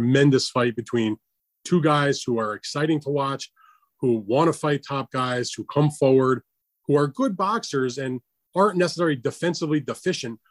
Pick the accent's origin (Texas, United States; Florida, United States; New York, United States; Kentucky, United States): New York, United States; along the Adirondack Northway; down the Adirondack Northway in my old stomping grounds where I grew up